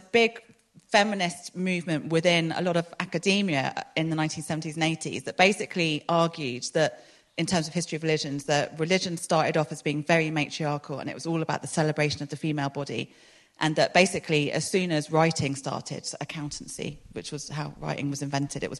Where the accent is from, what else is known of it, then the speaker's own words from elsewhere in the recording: London, United Kingdom; moved away as an adult; now in Exeter, United Kingdom; I grew up in London